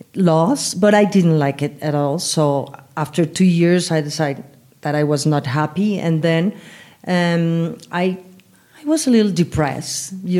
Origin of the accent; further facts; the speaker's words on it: Mexico City, Mexico; English is a second language; I'm from here. I'm de Feña. I'm Chilanga. I'm from La Ciudad de México